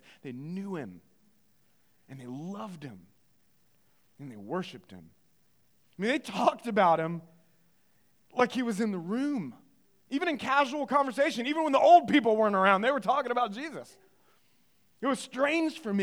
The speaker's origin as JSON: {"language": "English", "town": "Greenville", "region": "North Carolina", "country": "United States", "tie": "born or raised there", "said": "I grew up in Greenville, North Carolina, in the eastern part of the state"}